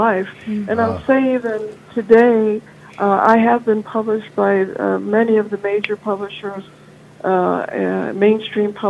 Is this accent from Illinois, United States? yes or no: yes; Chicago, Illinois, United States; I'm originally from Chicago